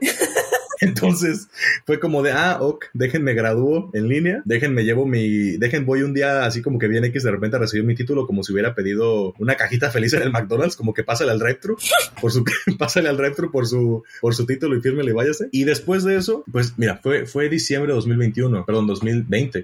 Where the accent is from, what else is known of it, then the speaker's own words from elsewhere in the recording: Mexico; moved away as an adult; hace un tiempo yo me fui de México, actualmente encuentro fuera del país.